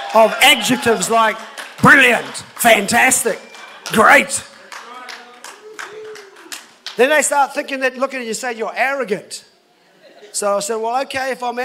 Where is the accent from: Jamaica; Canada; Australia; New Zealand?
New Zealand; I've been in this country all my life, of course, born in here in New Zealand